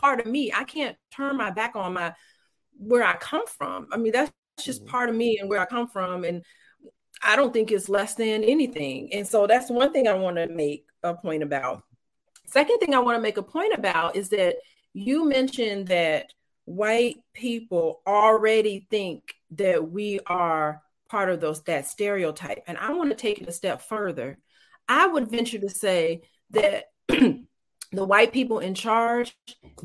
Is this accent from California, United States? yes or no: no; Gary, Indiana, United States; I was raised in Gary, Indiana, so I do have a ghetto side to me